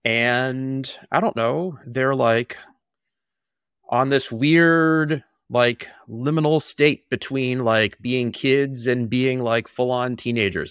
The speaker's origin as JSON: {"language": "English", "town": "Boston", "region": "Massachusetts", "country": "United States", "tie": "born or raised there", "said": "I grew up in the Boston area about a mile from where we're living right now"}